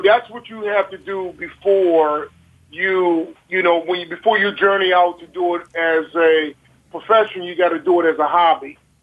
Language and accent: English; Baltimore, Maryland, United States; growing up in Baltimore City